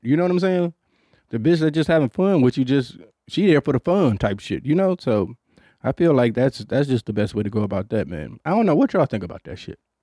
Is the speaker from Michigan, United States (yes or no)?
yes; Detroit, Michigan, United States; I grew up in Detroit